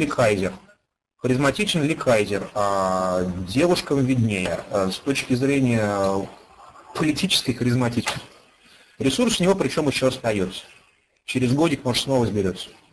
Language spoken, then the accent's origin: Russian; Ufa, Bashkortostan, Russia; moved away as an adult; now in Moscow, Russia; Я родился и вырос в городе Уфе